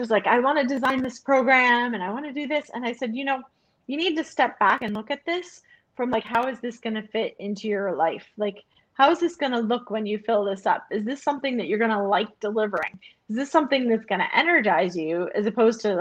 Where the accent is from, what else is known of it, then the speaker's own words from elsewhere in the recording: United States; moved away as an adult; I'm American